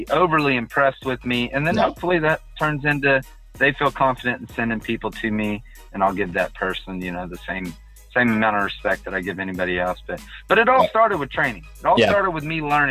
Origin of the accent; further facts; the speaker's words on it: Katy, Texas, United States; now in Humble, United States; I'm from Katy, so the first 3 years, my real estate was all in Katy